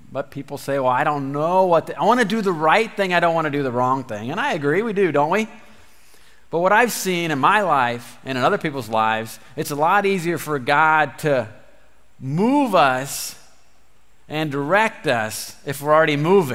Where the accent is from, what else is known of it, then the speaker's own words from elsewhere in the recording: near Bloomington, Central Illinois, United States; So we grew up in Central Illinois, down by Bloomington, both me and my wife.